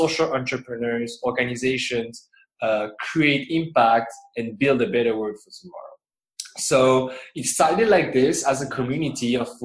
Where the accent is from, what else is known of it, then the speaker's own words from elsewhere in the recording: Paris, Île-de-France, France; moved away as an adult; now in Philippines; I'm actually from France, in Paris.